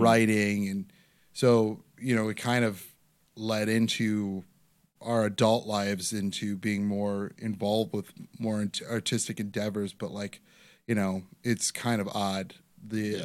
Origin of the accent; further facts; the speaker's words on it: Parma, Ohio, United States; I grew up in Parma